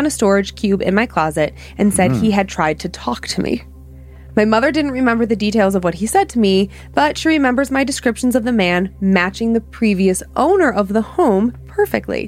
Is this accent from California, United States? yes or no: no; Ohio, United States; growing up in Ohio